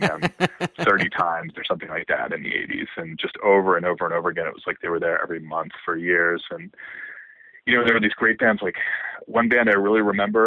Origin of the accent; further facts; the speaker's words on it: Harrisburg, Pennsylvania, United States; moved away; also born or lived in Boston / Washington, D.C.; I grew up in Harrisburg, not even in Harrisburg, but close